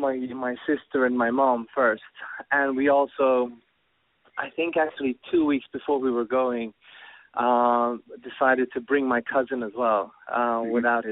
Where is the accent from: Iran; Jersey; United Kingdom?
Iran; Tehran, Tehran Province; born there; I was born in Tehran with my family living there.